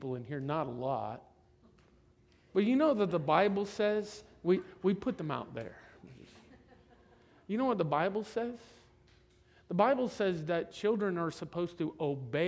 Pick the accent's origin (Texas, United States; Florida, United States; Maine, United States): Florida, United States; I'm from Florida